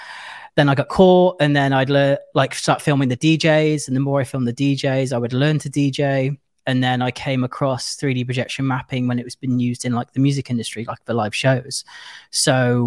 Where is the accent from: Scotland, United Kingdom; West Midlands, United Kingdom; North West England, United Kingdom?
West Midlands, United Kingdom; Nuneaton; I'm from the UK, from a small town called Nuneaton, which is just outside of Birmingham and Leicester